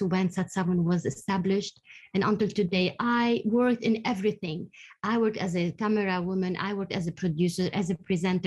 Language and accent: English; Lebanon; I'm from Lebanon. I was born during the war in Lebanon